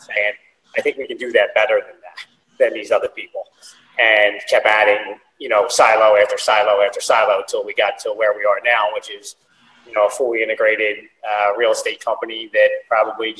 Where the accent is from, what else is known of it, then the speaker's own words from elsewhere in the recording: Philadelphia, Pennsylvania, United States; born and raised in Philadelphia